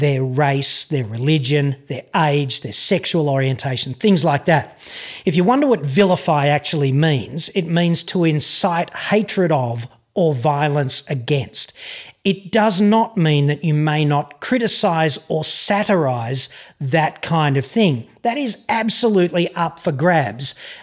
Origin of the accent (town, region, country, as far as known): Australia